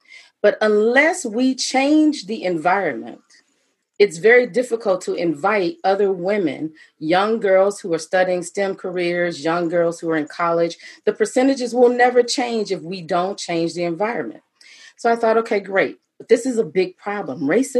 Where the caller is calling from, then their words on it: Atlanta, Georgia, United States; And I actually am coming to you from Atlanta, Georgia.